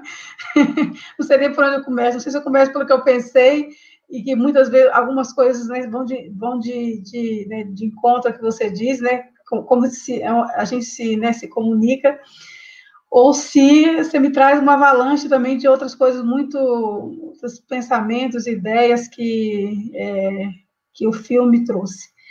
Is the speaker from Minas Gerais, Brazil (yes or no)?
yes; Vale do Rio Doce, Minas Gerais, Brazil; Eu sou do Vale do Rio Doce